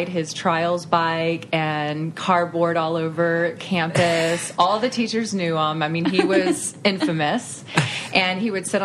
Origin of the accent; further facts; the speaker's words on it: East Texas, United States; I grew up in East Texas